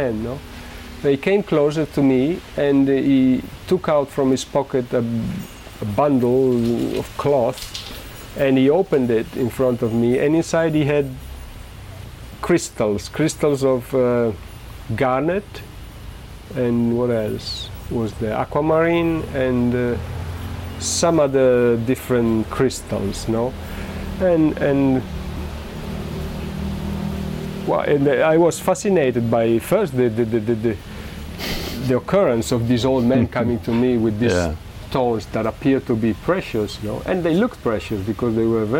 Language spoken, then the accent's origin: English; Modena, Emilia-Romagna, Italy; moved away; I am from Modena